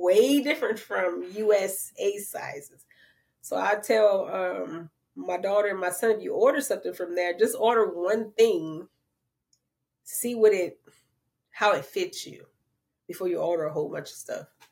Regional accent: New Orleans, Louisiana, United States; I'm from the Seven Ward

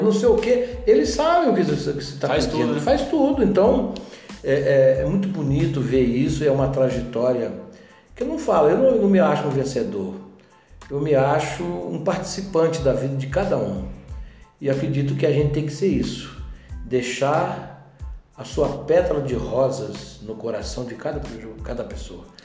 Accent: Paranaguá, Paraná, Brazil; moved away as an adult; now in Itajubá, Brazil; lá em Paranaguá, na minha cidade natal

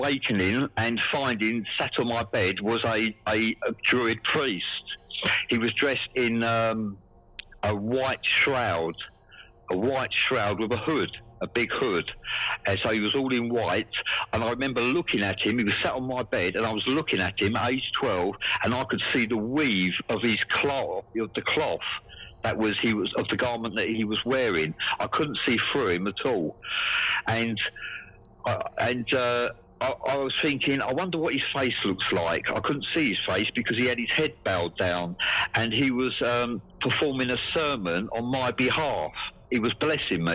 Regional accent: Essex, East of England, United Kingdom; now in Swansea, United Kingdom; I grew up in Essex in England, and in the southeast, and it's 40 miles from London is where I grew up.

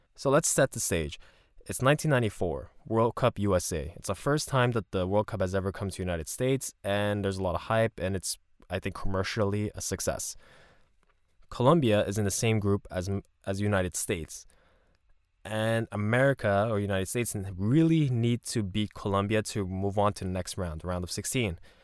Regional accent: Canada; I'm Canadian, but then my parents are Korean

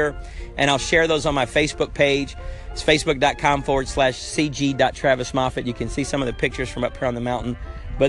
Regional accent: United States; I'm an American in my body, but I am a Honduran in my heart

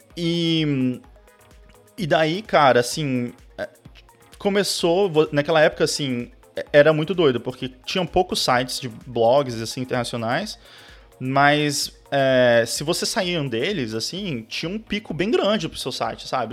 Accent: Brasília, Federal District, Brazil; also born or lived in South of Brazil; eu sou de Brasília, eu... Na verdade, nasci no Sul, mas fui criado em Brasília, assim, fui muito cedo para lá

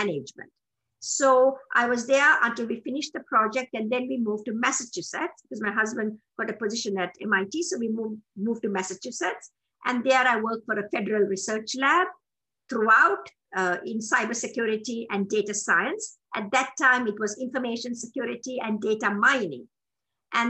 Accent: Sri Lanka; moved away as an adult; also born or lived in Bristol, United Kingdom / New Mexico, United States; now in United States; I'm a Tamil from Sri Lanka.

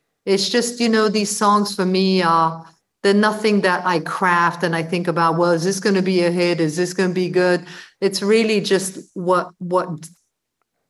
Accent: London, United Kingdom; also born or lived in Brussels; I moved to London from Brussels when I was 11

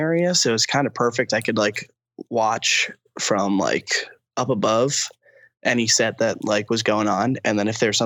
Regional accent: Uxbridge, Massachusetts, United States; moved away as an adult; also born or lived in Dorchester, Boston; now in Boston, United States; I'm from the Blackstone Valley, a town called Uxbridge. It's like south of Worcester

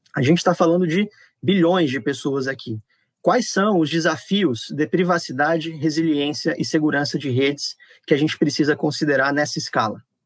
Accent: Natal, Rio Grande do Norte, Brazil; eu cresci em Natal, me formei no FRN, então tô, tô acostumado a falar simbora também

